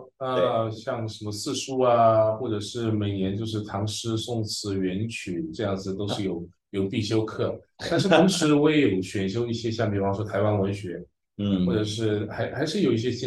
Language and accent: Chinese; Shandong, China; first language Shandong dialect; Chinese is a second language; 呃、其实山东话才算是我的母语